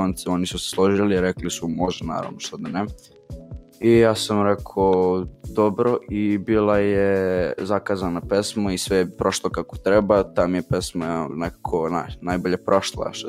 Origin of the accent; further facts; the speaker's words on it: Belgrade, Serbia; e, dolazim iz Borče, imam 15 godina i bavim se muzikom.